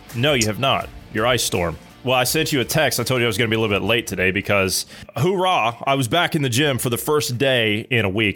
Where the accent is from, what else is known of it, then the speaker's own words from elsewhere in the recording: Ohio, United States; I'm from Ohio